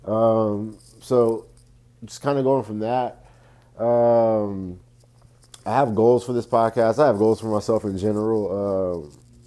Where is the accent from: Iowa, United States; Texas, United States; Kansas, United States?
Texas, United States; Fort Worth; Born and raised in Fort Worth, Texas, the west side of Fort Worth, Texas, to be exact.